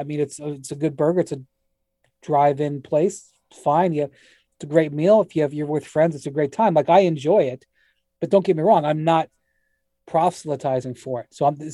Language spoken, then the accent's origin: English; Akron, Ohio, United States; I'm from Akron, Ohio, right?